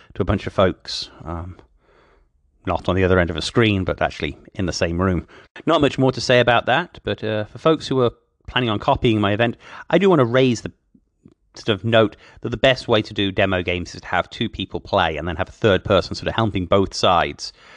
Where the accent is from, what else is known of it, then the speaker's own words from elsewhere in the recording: Oklahoma, United States; driving a taxi around my hometown in Oklahoma